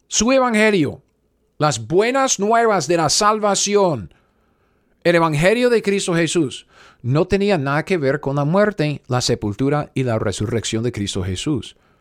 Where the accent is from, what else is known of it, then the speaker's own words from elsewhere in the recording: United States; Spanish is a second language; yo soy gringo.